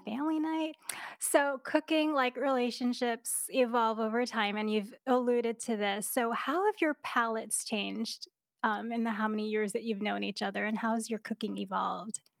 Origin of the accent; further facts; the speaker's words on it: New York, United States; moved away; I'm from New York originally